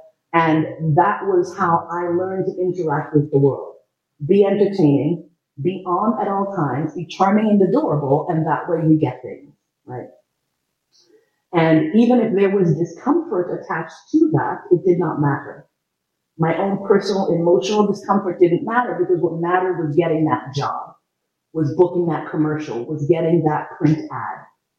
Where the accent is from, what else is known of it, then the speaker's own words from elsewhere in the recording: New York City, New York, United States; born there; I was born in New York City, and I started acting professionally in film, theater, and television when I was 6 years old.